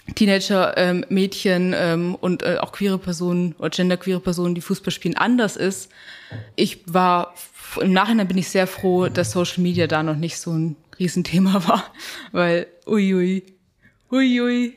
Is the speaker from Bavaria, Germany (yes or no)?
yes; Bavaria, Germany; ich bin in Bayern aufgewachsen